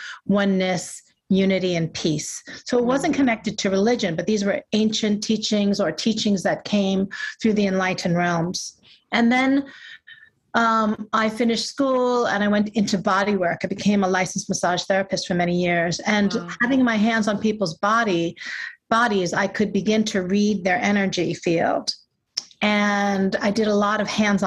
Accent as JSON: {"language": "English", "region": "New York", "country": "United States", "tie": "born or raised there", "said": "growing up in New York"}